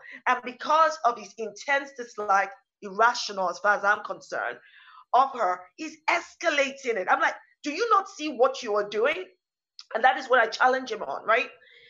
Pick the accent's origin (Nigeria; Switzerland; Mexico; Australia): Nigeria; also born or lived in East Africa / United States; now in United Kingdom; So I grew up partly in Nigeria. We also moved for a while to East Africa. And in the States on some of my younger years, and in the United Kingdom for most of my adult life.